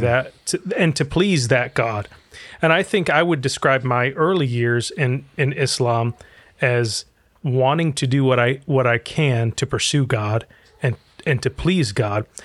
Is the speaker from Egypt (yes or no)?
yes; Egypt; now in United States; I'm originally from Egypt, and I grew up in a Muslim family